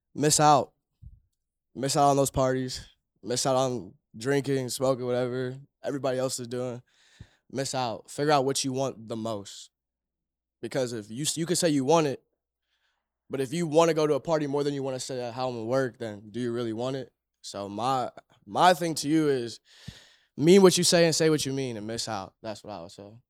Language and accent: English; Cleveland, Ohio, United States; born and raised in Cleveland